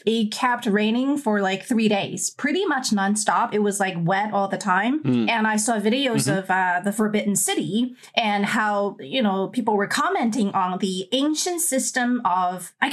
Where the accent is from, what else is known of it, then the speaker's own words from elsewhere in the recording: Wuhan, Hubei, China; now in United States; I grew up in Wuhan, which is known to be one of the three hottest cities in China.